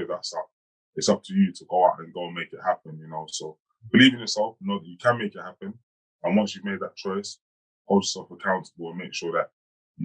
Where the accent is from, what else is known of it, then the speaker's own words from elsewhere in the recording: London, United Kingdom; I grew up in Hackney in East London, you know, in a council flat